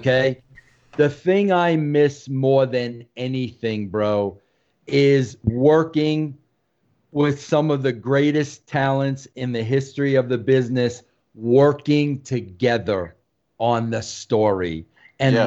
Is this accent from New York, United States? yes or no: yes; New York, United States; I'm a New Yorker.